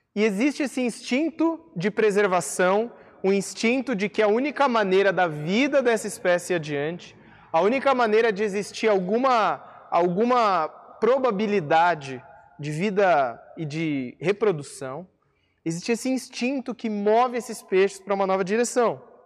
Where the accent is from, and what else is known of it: Brazil; also born or lived in interior of São Paulo; now in Curitiba, Brazil